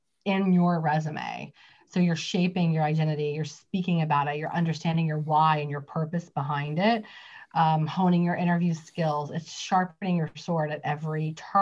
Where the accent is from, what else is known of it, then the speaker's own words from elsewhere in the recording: West Virginia, United States; I'm from West Virginia